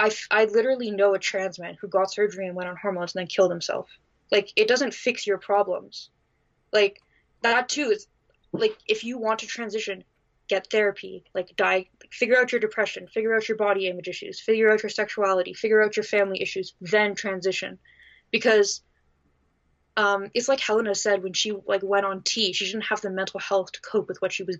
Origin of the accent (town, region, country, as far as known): Canada